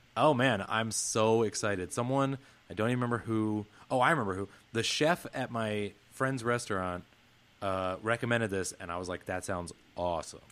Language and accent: English; the Northwest, Pacific Northwest, United States; I had a lot of friends growing up in the Northwest